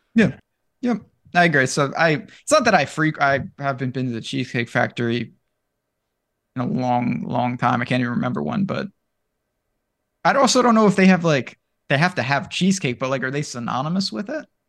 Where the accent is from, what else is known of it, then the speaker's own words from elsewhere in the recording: New York, United States; I'm from New York